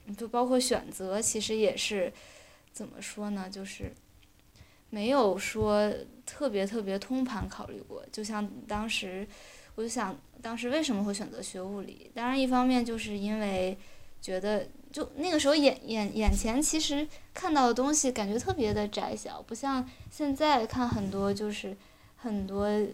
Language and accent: Chinese; China; moved away as an adult; now in Switzerland; 我们作为中国人